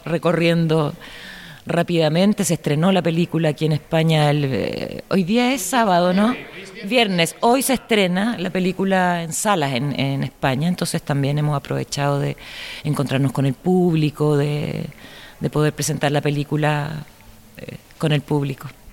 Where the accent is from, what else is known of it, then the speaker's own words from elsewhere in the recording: Chile; como ciudadana chilena